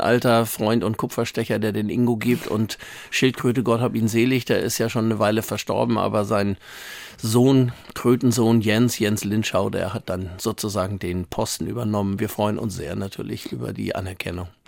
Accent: Hamburg, Germany; ich bin in Langenhorn ja groß geworden, bin da zur Schule gegangen.

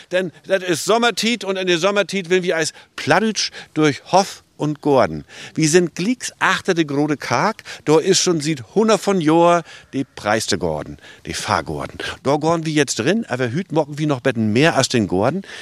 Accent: Mecklenburg-Vorpommern, Germany; Wir kommen von Großkennington.

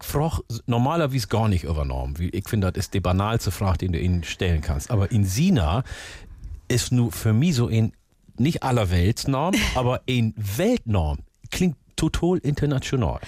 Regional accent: Northern Germany, Germany; hier bei uns in Norddeutschland

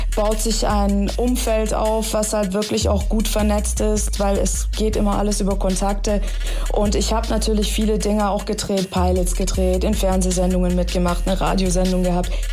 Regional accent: Stuttgart, Baden-Württemberg, Germany; also born or lived in Tehran, Iran / Los Angeles; Ich bin übrigens in Teheran geboren, ich bin mit drei Jahren dann nach Stuttgart gekommen.

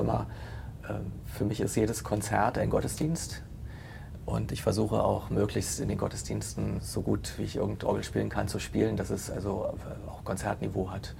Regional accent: Potsdam, Brandenburg, Germany; Ich bin ja gebürtiger Potsdamer

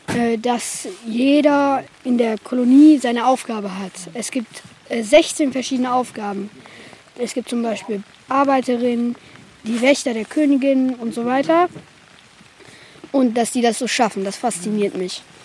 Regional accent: Gesmold, Lower Saxony, Germany; ich komme aus Gessmold, ich bin hier zu Besuch

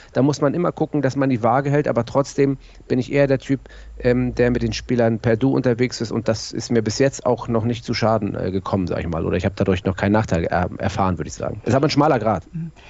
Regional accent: Hamburg, Germany; ich bin in Hamburg-Bergedorf geboren und äh, bin dann in Mümmelmannsberg aufgewachsen

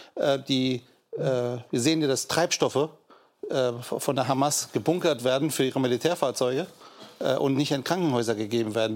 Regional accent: Germany; Wir als Deutsche

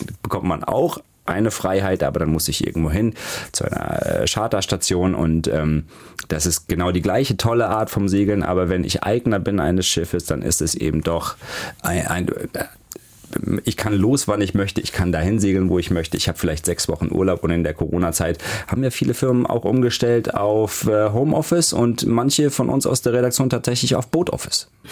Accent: Heidelberg, Baden-Württemberg, Germany; moved away; also born or lived in Hamburg; Ich bin in Heidelberg geboren und auch aufgewachsen oder bei Heidelberg.

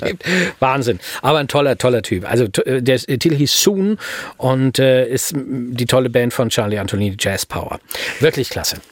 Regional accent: Hanover, Lower Saxony, Germany; in meiner Heimatstadt, ne, in Hannover

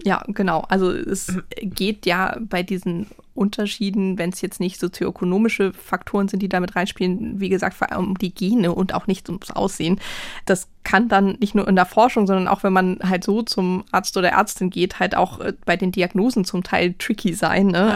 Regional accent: Hamburg, Germany; obwohl ich eigentlich hier aus Hamburg komme und äh, mhm. äh, Norddeutsch bin

